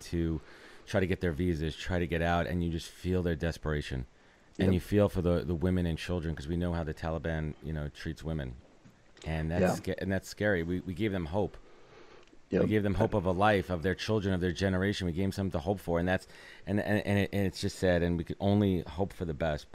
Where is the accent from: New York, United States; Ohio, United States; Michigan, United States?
New York, United States; New York City; also born or lived in Buffalo; I'm a native New Yorker, born and raised in Brooklyn. New York City is my home